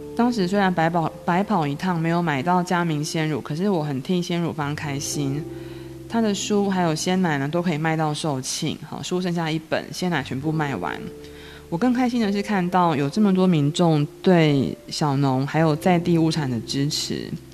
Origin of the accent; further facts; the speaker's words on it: Changhua County, Taiwan; 我是彰化人